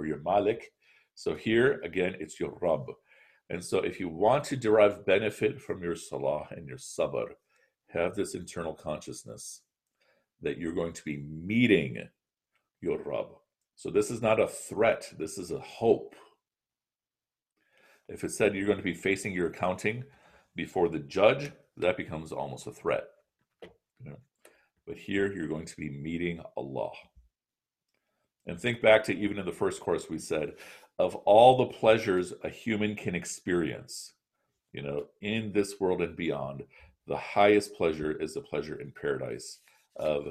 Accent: Chicago, Illinois, United States; I'm from Chicago

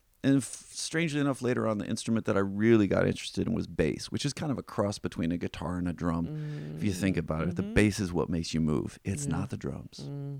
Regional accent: Midwest, United States; also born or lived in Indiana; I was born in Indiana. We moved around the Midwest, all around the Midwest.

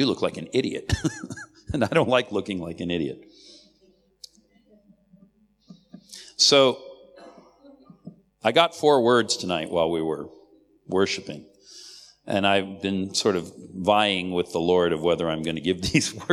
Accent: United States; I'm an American

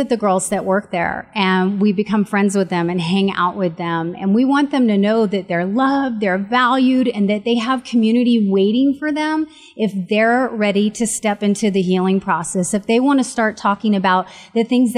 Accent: San Francisco, California, United States; moved away as an adult; now in San Antonio, United States; I'm from San Francisco, California

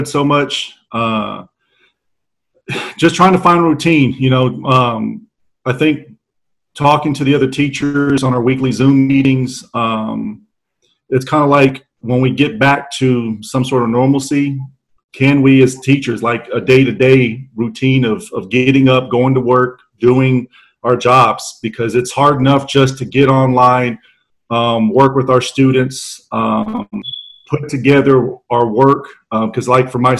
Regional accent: San Antonio, Texas, United States; born and raised right here in San Antonio

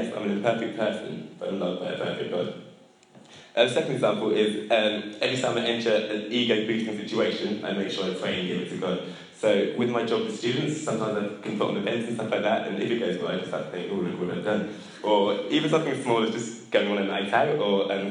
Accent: England, United Kingdom; as English people

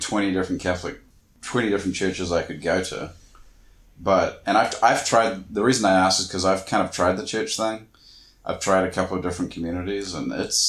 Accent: New Zealand; moved away; I grew up in small town New Zealand where everybody knew everybody.

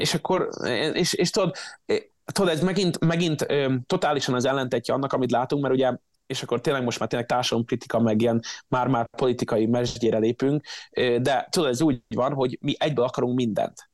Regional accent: Szeged, Csongrád-Csanád, Hungary; now in United States; Szegeden, én a- én náluk nevelkedtem

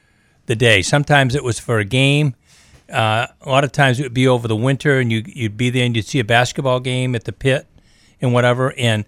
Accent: Maine, United States; I'm a kid from Maine. I went to Brewer High School. I only went to high school there, though. I didn't grow up there. We moved quite a few times.

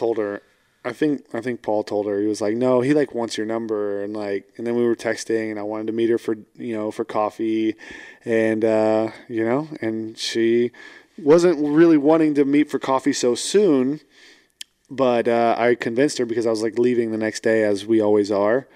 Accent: Fort Worth, Texas, United States; now in Houston, United States; I was born in Fort Worth, but I live in Houston.

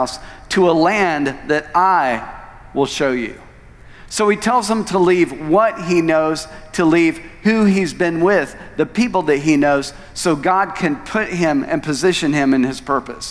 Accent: Tulsa, Oklahoma, United States; moved away as an adult; also born or lived in Phoenix; I'd grown up and been born and raised in Tulsa all of my life, and that was where I was born and raised

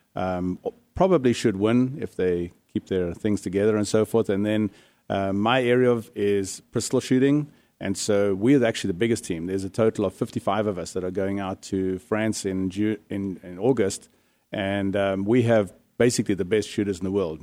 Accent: South Africa; now in Arizona, United States; I come from South Africa, which is probably one of the harshest gun control countries in the world

